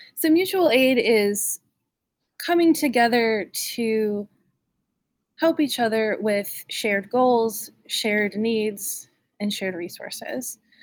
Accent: North Carolina, United States; also born or lived in Raleigh; I was born and raised in North Carolina, and I grew up in Raleigh. I grew up in a small town and then moved to Raleigh, and I, I went to high school around here

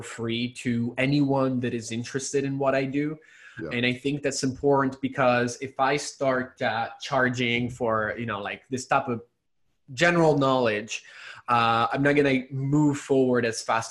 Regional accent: Italy; moved away; I was born and raised in Italy, so I do speak Italian

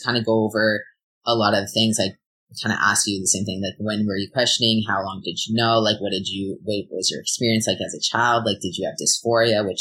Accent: Ontario, Canada; now in British Columbia, Canada; I'm from Ontario

